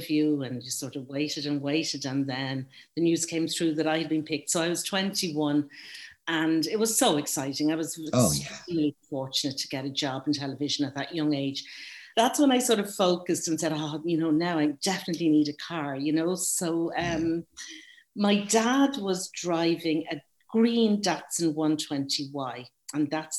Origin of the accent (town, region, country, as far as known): Dublin, Leinster, Ireland; now in Galway, Ireland